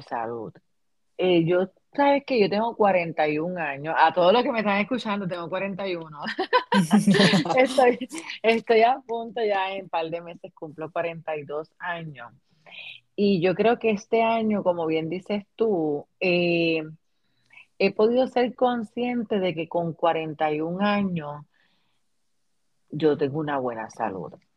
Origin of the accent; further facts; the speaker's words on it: Puerto Rico; moved away as an adult; now in United States; ambas somos puertorriqueñas, eh, vivimos en diferentes estados, pero cargamos nuestras tradiciones de, Puerto Rico